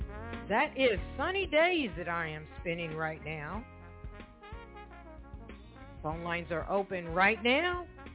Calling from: Evansville, Indiana, United States; I am calling from Evansville, Indiana.

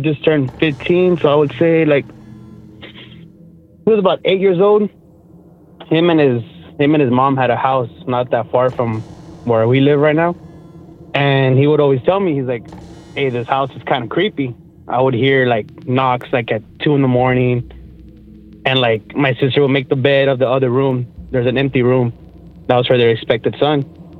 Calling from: McAllen, Texas, United States; I'm calling from McAllen, Texas.

